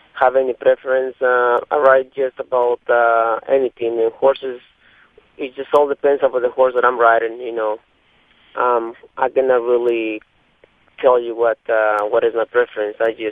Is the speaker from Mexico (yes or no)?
yes; Mexico City, Mexico; now in Kentucky, United States; I'm from Mexico